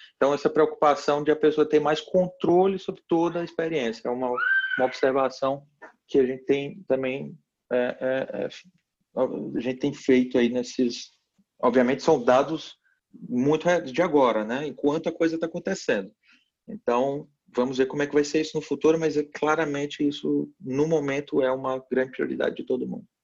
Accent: Piauí, Brazil; no meu estado natal, no Piauí

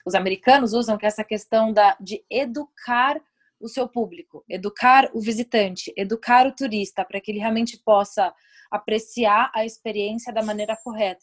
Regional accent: Brazil; moved away; Eu, como brasileira no exterior

